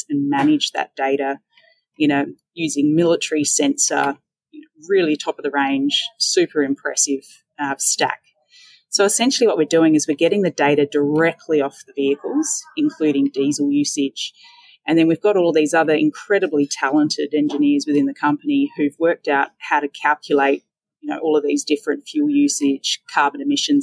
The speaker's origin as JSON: {"language": "English", "town": "Roxby Downs", "region": "South Australia", "country": "Australia", "tie": "born or raised there", "moved": "yes", "lives_now": "Melbourne, Australia", "said": "I grew up in Roxby Downs in South Australia"}